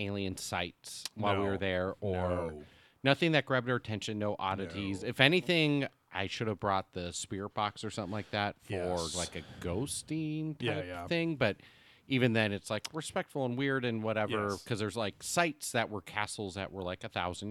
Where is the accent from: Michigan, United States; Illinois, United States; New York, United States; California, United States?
California, United States; Southern; We're from SoCal, bro